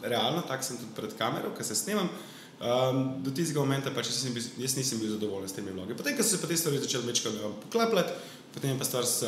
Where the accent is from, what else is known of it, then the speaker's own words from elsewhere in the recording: Slovenia; vsi mi Slovenci smo res pač tako zadrti narod